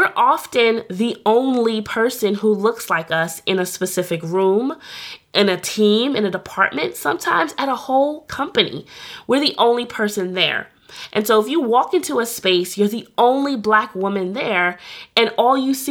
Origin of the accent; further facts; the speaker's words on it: New York City, New York, United States; I'm from New York